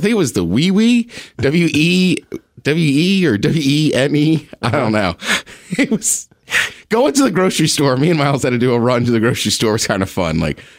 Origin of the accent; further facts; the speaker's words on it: Maryland, United States; I grew up in Maryland. I'm wearing a Maryland shirt.